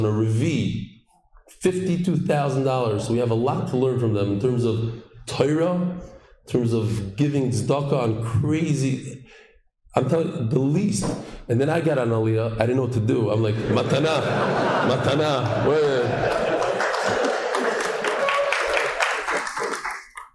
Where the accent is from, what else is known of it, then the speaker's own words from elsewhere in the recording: New York, United States; also born or lived in Lakewood, New Jersey; now in Israel; I grew up in New York